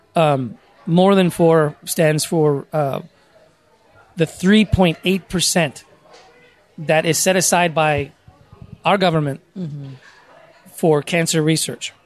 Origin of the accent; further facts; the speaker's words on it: San Diego, California, United States; I was born and raised in San Diego